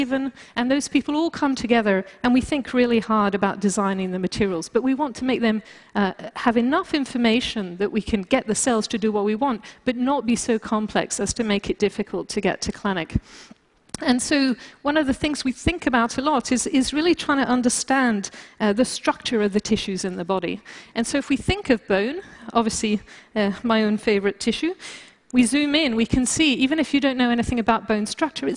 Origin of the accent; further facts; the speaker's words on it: France; moved away; also born or lived in United Kingdom; being British and also growing up in France